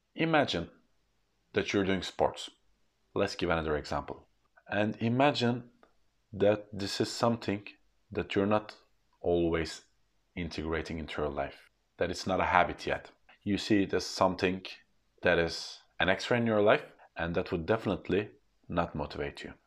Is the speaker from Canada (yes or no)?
no; Turkey; English is a second language; As being born in Turkey, I have learned English at a later age